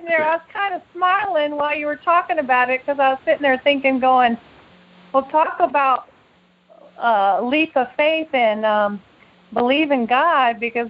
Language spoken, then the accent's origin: English; Napa Valley, California, United States; growing up in the Napa Valley